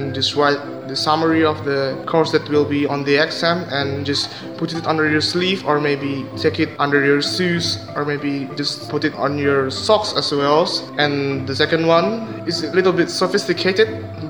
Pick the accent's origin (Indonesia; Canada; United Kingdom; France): Indonesia; English is a second language; I'm from Indonesia. I will talk about how Indonesian people cheat on their exam.